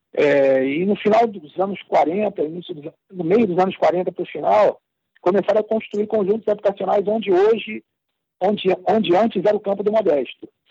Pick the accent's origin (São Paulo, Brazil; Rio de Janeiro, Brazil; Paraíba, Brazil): Rio de Janeiro, Brazil; a minha infância foi aqui mesmo, em Quintino